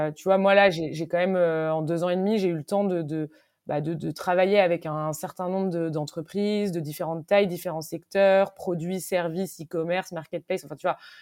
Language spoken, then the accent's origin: French; Brittany, France; je suis bretonne